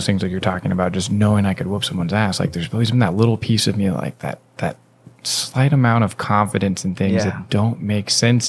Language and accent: English; Washington, United States; from growing up in Washington, maybe I know our age is a little different, but I watched the Sonics lose over and over.